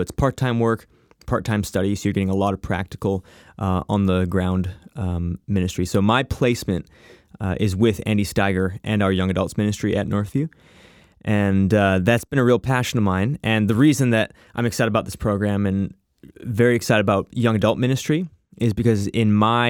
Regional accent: Abbotsford, British Columbia, Canada; also born or lived in Chicago; The little bit about myself, I grew up here in Abbotsford. I was actually a missionary kid. So when I was 6 years old, my dad got a job here at a church in Abbotsford and been living here since.

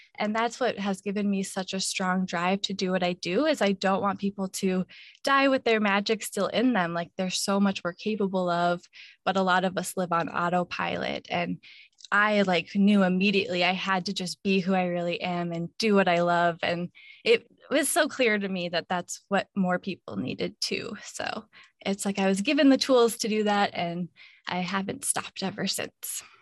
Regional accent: Minnesota, United States; moved away as an adult; now in Hawaii, United States; I grew up in Minnesota where it's always really cold in the winter

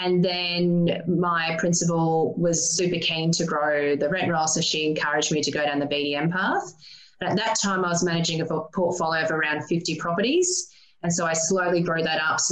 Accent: Maryborough, Queensland, Australia; growing up in Maryborough, a population of 27,000

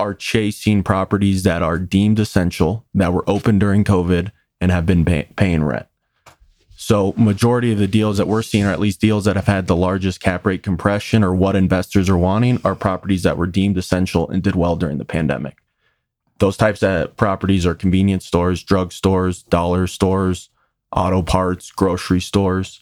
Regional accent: Westminster, Colorado, United States; I grew up here in Westminster, which for the audience is about twenty minutes north of Denver.

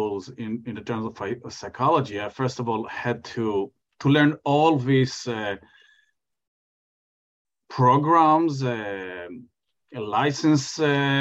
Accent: Israel; moved away as an adult; now in New York, United States; I was born and grew up in Israel

